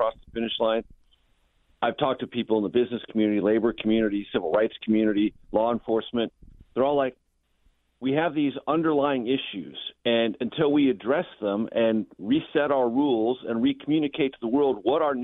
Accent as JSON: {"language": "English", "town": "San Diego", "region": "California", "country": "United States", "tie": "born or raised there", "said": "I was a child growing up in San Diego"}